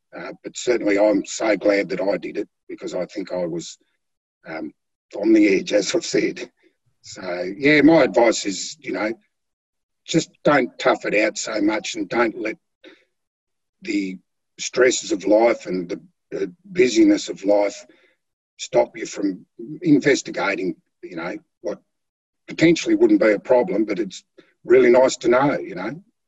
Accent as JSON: {"language": "English", "area": "Flinders Island", "region": "Tasmania", "country": "Australia", "tie": "born or raised there", "said": "i was born on Flinders Island. I've um, been a country boy most of my life, or through my youth anyway."}